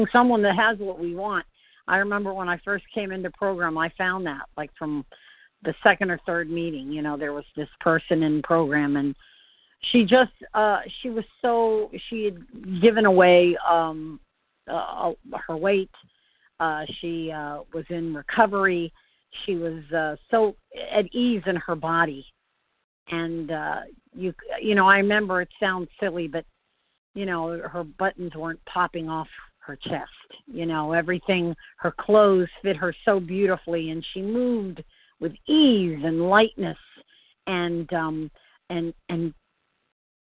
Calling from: Floral City, Florida, United States; I am calling from Central Florida. Floral City.

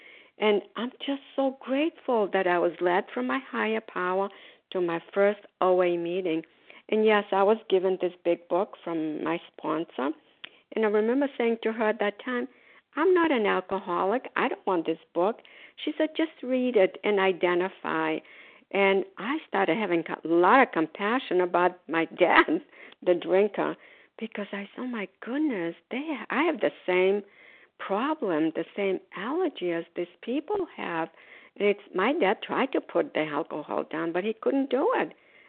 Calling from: Florida, United States; grateful, recovered, compulsive overeater. I'm calling from Florida. Today, we are snowbirds. We are in Florida.

